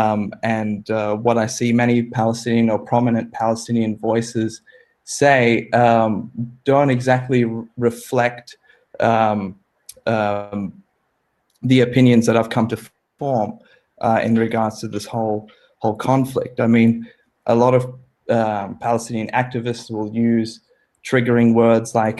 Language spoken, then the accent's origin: English; Australia; also born or lived in New York City, United States; I was born in New York City, and came to Australia when I was 3 months old.